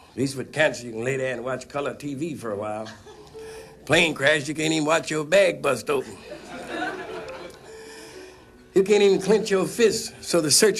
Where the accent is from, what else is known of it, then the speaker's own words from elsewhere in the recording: St. Louis, Missouri, United States; born there; I was born in St. Louis, Missouri.